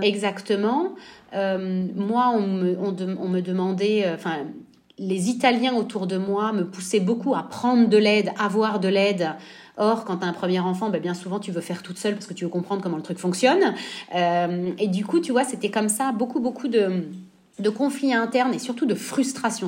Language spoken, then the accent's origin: French; Nice, Provence-Alpes-Côte d'Azur, France; moved away as an adult; also born or lived in Normandy / Florence, Italy; now in Italy; j'ai grandi à Nice, donc on n'est pas très loin de la frontière italienne